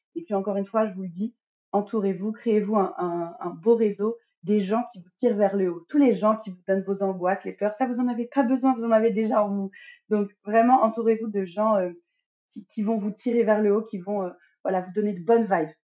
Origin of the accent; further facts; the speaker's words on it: Normandy, France; moved away as an adult; now in Guadeloupe; je suis une Normande expatriée en Guadeloupe avec ma petite famille depuis à peu près un an et demi.